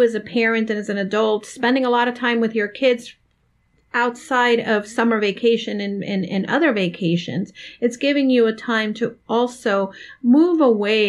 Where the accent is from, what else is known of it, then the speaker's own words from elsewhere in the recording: Miami, Florida, United States; Dawn, you and I grew up in Miami